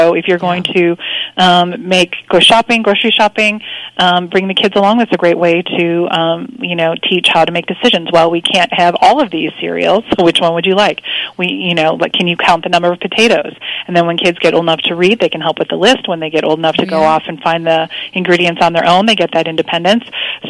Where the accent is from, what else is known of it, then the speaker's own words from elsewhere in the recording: Midwest, United States; now in Texas, United States; I grew up in the Midwest and I came down to Texas